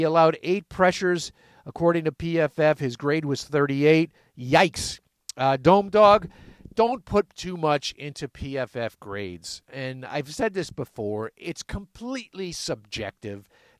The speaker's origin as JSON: {"language": "English", "town": "Syracuse", "region": "New York", "country": "United States", "said": "I'm from Syracuse."}